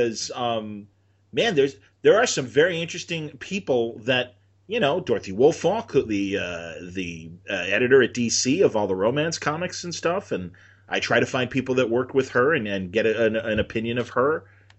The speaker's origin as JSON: {"language": "English", "country": "Canada", "said": "But I'm from Canada"}